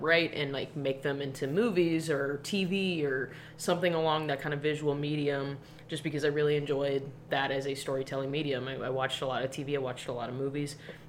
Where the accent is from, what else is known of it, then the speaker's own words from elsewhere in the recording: Olathe, Kansas, United States; I'm from Olathe.